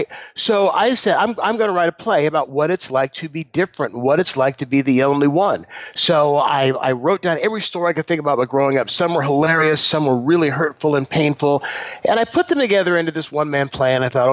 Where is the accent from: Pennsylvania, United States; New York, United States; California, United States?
California, United States; San Leandro; I grew up in San Leandro, California, which is the city I still live in. It's right next door to Oakland.